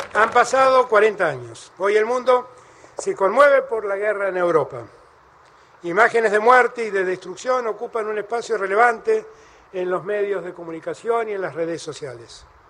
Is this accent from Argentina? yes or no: yes; Argentina